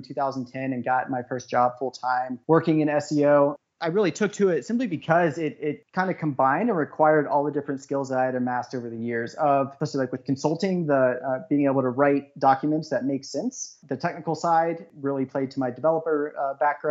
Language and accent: English; Harrisonburg, Virginia, United States; moved away as an adult; also born or lived in Brooklyn / San Francisco / Switzerland; now in Denver, United States; I'm originally from Virginia on the East Coast of the United States and grew up in about 35,000, 40,000 person university town called Harrisonburg.